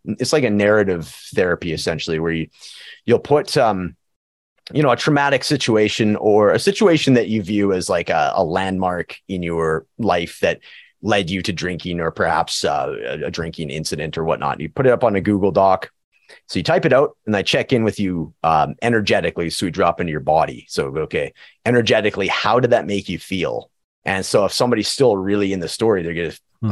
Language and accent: English; Prince George, British Columbia, Canada; now in Edmonton, Canada; my hometown of Prince George, BC and, and Edmonton, Alberta, where I'm living